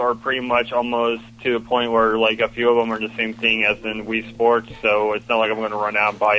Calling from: Melbourne, Florida, United States; Hey, this is … calling from Melbourne, Florida.

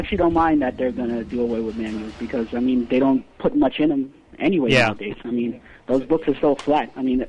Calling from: New York, United States; calling from New York.

